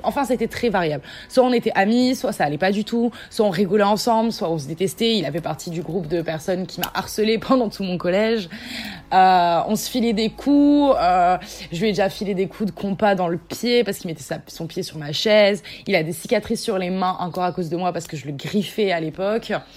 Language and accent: French; south of France, France; je viens du sud de la France, j'ai 19 ans